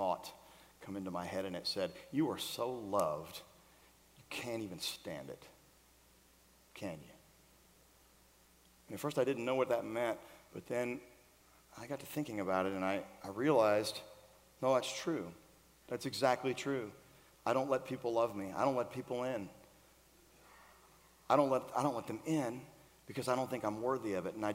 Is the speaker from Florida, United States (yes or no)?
yes; Florida, United States; now in Nashville, United States; we grew up in Florida together. We went to the same high school in Florida. I'm from here, so I have ties here